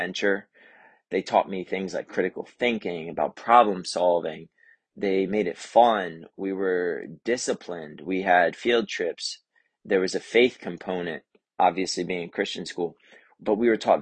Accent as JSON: {"language": "English", "town": "Lewes", "region": "Delaware", "country": "United States", "tie": "born or raised there", "said": "I was born in Lewis, Delaware, at BB Hospital"}